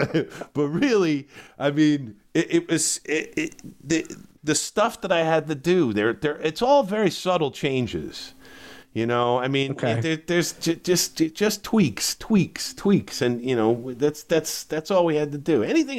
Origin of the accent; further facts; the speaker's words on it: New Jersey, United States; I'm from Jersey.